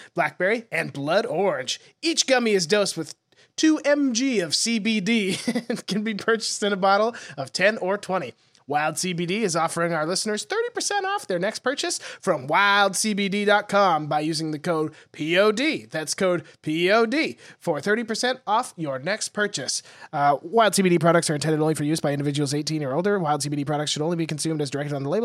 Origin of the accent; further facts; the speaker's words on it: Montana, United States; now in Austin, United States; my parents sent me some photos of Montana and there's like 6 inches of snow in my hometown